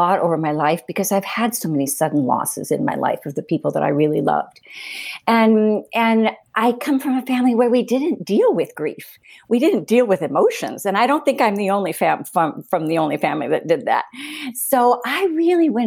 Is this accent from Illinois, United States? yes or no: no; Cleveland, Ohio, United States; also born or lived in Madrid, Spain; now in New Hampshire, United States; I grew up in Cleveland, so I know what city life is like, and I've lived in Madrid